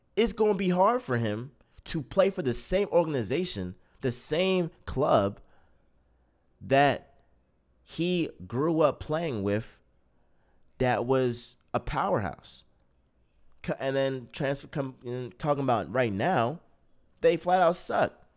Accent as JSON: {"language": "English", "country": "United States", "said": "as an American"}